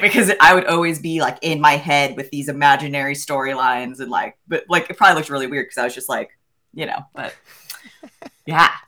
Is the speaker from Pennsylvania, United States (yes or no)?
yes; the Poconos, Pennsylvania, United States; I grew up in Pennsylvania in an area called the Poconos